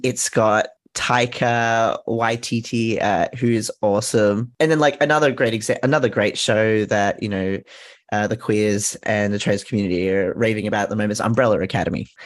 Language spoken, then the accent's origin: English; Australia; as an Australian trans kid.